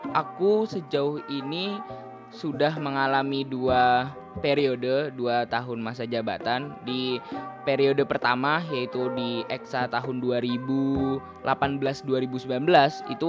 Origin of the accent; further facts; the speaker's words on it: Bogor, West Java, Indonesia; Aku asal dari Bogor, Jawa Barat di situ juga aku lahir.